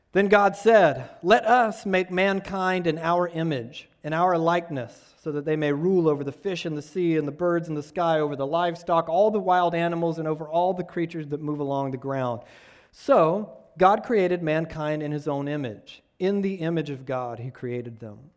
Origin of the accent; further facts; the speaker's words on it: Georgia, United States; I'm from Georgia